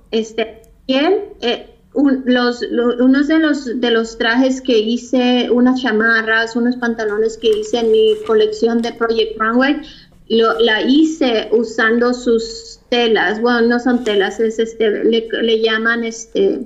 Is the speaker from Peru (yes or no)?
no; Tijuana, Baja California, Mexico; also born or lived in Mexico City; now in Los Angeles, United States; Yo nací en la Ciudad de México, nos mudamos a Tijuana cuando tenía como 7, 8 años.